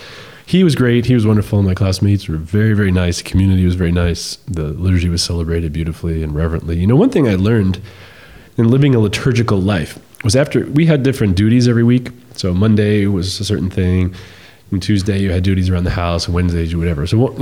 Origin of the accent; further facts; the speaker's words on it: Long Island, New York, United States; I grew up on Long Island